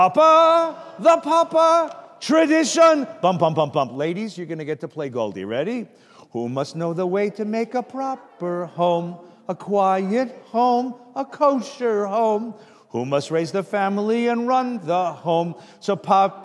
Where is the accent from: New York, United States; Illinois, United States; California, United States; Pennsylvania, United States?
California, United States; I'm from California